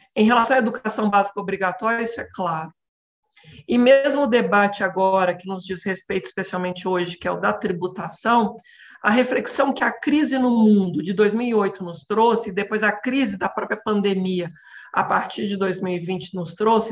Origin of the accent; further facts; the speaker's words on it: Minas Gerais, Brazil; moved away as an adult; now in São Paulo, Brazil; eu sou natural de Minas, né, estou em São Paulo há 10 anos